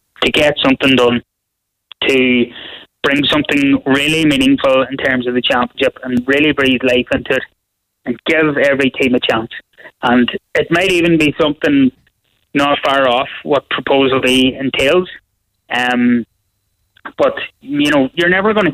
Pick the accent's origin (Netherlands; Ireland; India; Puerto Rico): Ireland; Donegal, Ulster; I'm from Donegal